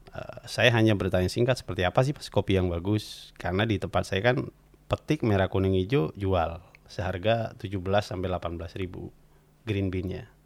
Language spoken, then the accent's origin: Indonesian; Bondowoso, East Java, Indonesia; Beliau berdua datang ke kampung saya Eh, menanyakan kopi.